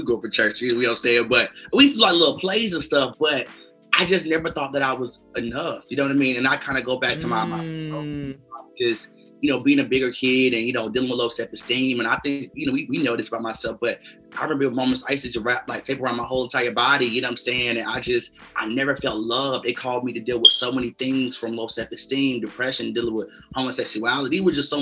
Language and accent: English; North Carolina, United States; moved away as an adult; now in Los Angeles, United States; I'm originally from North Carolina, and I grew up in a single parent home